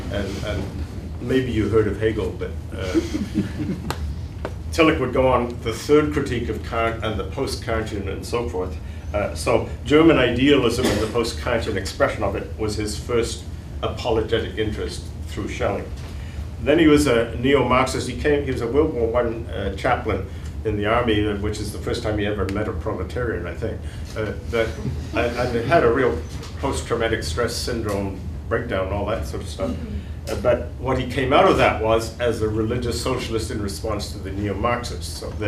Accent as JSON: {"language": "English", "country": "Myanmar", "tie": "born or raised there", "said": "So my other religion is Buddhism, since I grew up in Burma at one point."}